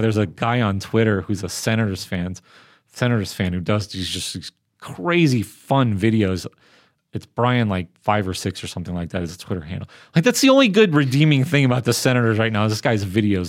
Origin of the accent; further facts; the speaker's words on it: Southern California, United States; Growing up in Southern California